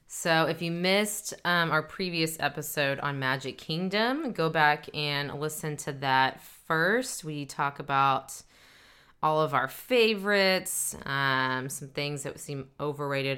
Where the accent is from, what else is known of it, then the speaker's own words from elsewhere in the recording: Dallas, Texas, United States; We are a couple from Dallas, Texas, uh, married couple